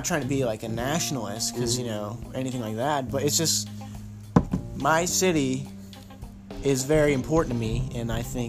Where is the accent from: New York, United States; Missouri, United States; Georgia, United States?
Missouri, United States; St. Louis; especially my hometown, St. Louis, Missouri. Reppin', 314.